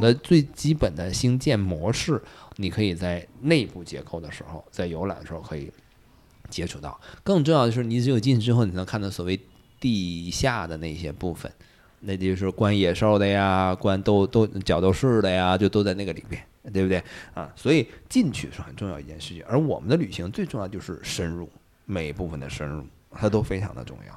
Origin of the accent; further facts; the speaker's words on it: China; 我们中国人